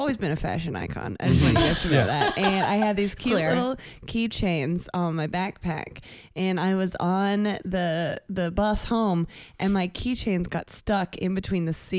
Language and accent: English; Virginia, United States; I'm from Virginia.